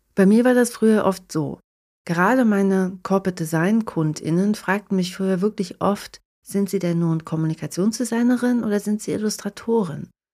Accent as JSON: {"language": "German", "country": "Germany", "tie": "born or raised there", "moved": "as an adult", "lives_now": "Tampere, Finland", "said": "in meiner alten Heimat zu verbringen und meine Familie und meine Freunde zu sehen"}